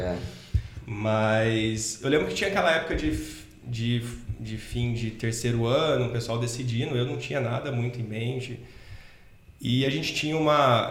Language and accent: Portuguese; Cruzeiro, São Paulo, Brazil; eu sou de Cruzeiro, interior de São Paulo, cidadezinha, ovo, pequenininha